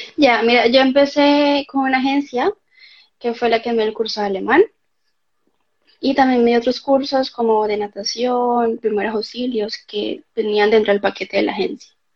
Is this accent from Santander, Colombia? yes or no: no; Cali, Valle del Cauca, Colombia; moved away as an adult; now in Germany; vengo de Colombia, de la ciudad de Cali